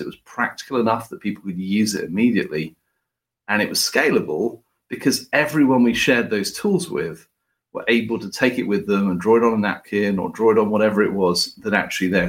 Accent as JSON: {"language": "English", "country": "United Kingdom", "said": "as a Brit"}